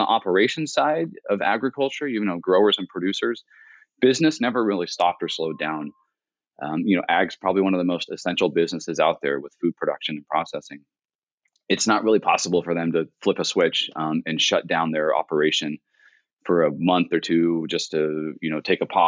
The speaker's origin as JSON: {"language": "English", "region": "Central California", "country": "United States", "tie": "born or raised there", "said": "I grew up here in Central California"}